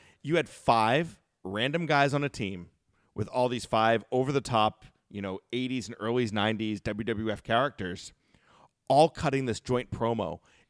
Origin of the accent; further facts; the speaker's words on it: Northeast, United States; also born or lived in Florida; we're all from the Northeast and we really don't have a lot of college sports up here.